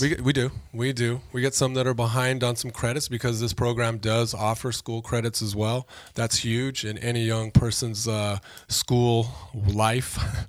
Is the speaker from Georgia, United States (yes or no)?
no; Oxnard, California, United States; I grew up in Oxnard